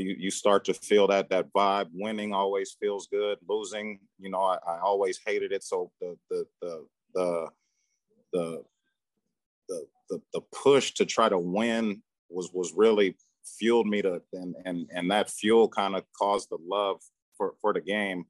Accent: Sacramento, California, United States; moved away as an adult; now in Charlotte, United States; Born and raised in Sacramento, California. So I'm a Cali guy

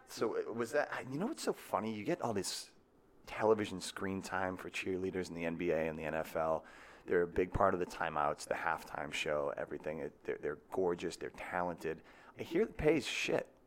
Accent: Marshfield, Massachusetts, United States; I'm from Massachusetts

